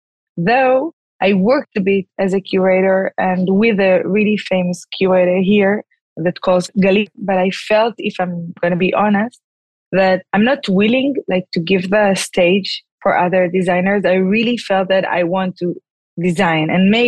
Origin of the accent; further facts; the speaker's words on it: Tel Aviv, Tel Aviv District, Israel; I was actually born and raised in Tel Aviv